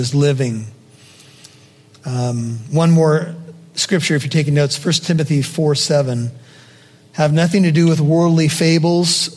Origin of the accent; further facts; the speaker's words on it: United States; as an American